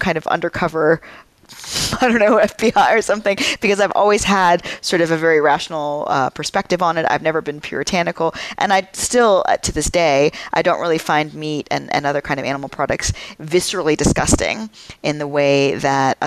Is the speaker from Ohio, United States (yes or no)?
no; Atlanta, Georgia, United States; moved away; also born or lived in Brazil / Austin, Texas; I was born in Brazil and I grew up near Atlanta